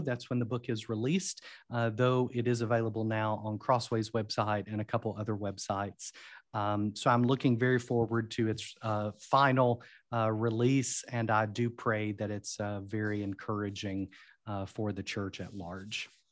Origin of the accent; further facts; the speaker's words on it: London, Kentucky, United States; also born or lived in Wales; I grew up in a small city called London, Kentucky, um, which is southeastern Kentucky